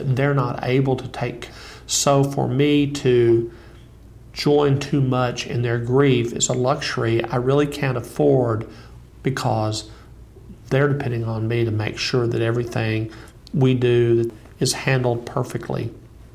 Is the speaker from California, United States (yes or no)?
no; Wichita Falls, Texas, United States; I was living at home in my hometown of Wichita Falls, Texas